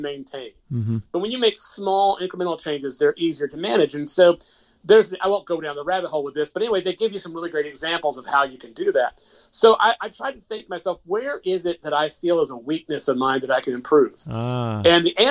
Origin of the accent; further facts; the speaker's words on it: Macon, Georgia, United States; I'm the official music ambassador in my hometown of Macon, Georgia.